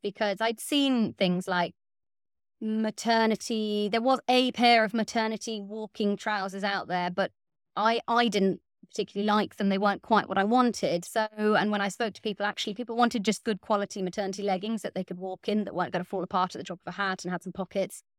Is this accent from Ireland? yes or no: yes; West Cork, Munster, Ireland; moved away as an adult; also born or lived in West Wales; now in Wales, United Kingdom; I grew up in West Cork in Ireland